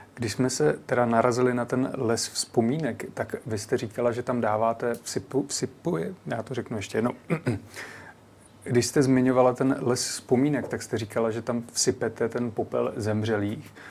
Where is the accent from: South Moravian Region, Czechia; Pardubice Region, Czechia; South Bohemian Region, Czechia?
South Moravian Region, Czechia; native village near Znojmo; moji rodnou Vízku z Nojmo